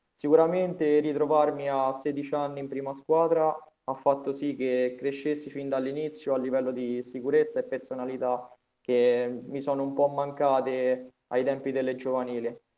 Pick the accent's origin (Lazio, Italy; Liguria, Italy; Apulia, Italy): Lazio, Italy; Vasanello; da quando giocavo nel mio paese a Vasanello